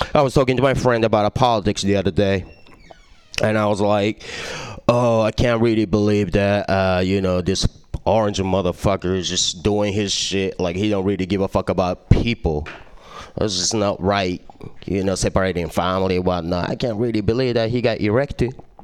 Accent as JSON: {"language": "English", "country": "Japan", "tie": "born or raised there", "second_language": "English", "moved": "yes", "said": "I was born and raised in Japan, so I mean, you hear my accent"}